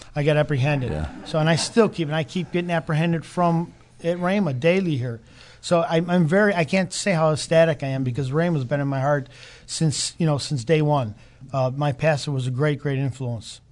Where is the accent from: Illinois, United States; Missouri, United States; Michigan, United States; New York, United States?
Illinois, United States; Chicago; moved away as an adult; also born or lived in Calabria, Italy; now in Broken Arrow, United States; I grew up in Chicago.